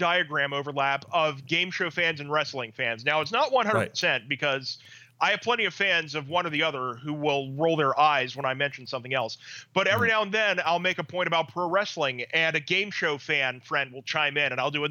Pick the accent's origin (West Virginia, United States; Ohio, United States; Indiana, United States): West Virginia, United States; I grew up in West Virginia